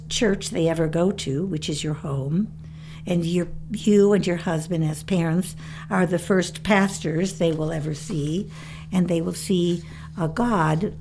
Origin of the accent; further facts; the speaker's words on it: Chicago, Illinois, United States; When I was a girl living in the city of Chicago